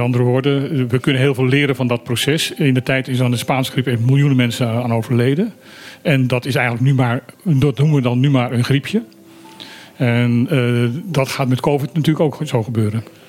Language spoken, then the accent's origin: Dutch; Suriname; moved away; ik heb in mijn jeugd in Suriname gewoond